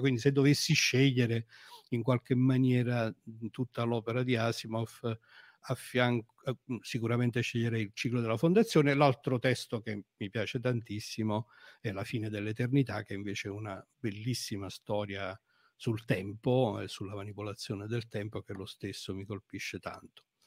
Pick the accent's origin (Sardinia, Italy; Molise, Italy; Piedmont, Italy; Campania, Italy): Campania, Italy; Avellino; io sono di Avellino, sono un avellinese.